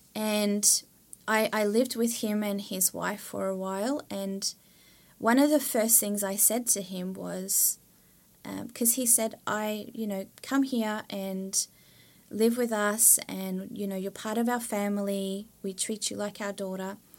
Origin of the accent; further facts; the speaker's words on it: Australia; moved away as an adult; now in Sweden; I come from Australia